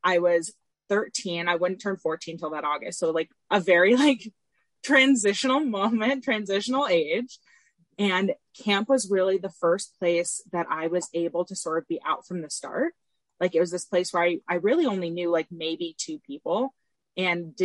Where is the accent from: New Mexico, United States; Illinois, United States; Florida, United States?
Florida, United States; Tampa; I'm from Tampa originally.